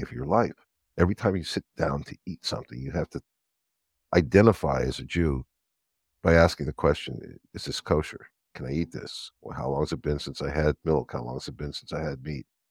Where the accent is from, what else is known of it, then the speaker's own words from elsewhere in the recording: Los Angeles, California, United States; now in Israel; I was born in Los Angeles, of the old Cedars of Lebanon Hospital